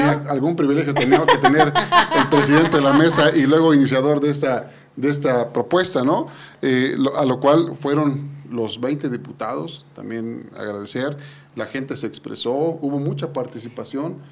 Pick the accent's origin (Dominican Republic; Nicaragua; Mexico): Mexico; Yecapixtla, Morelos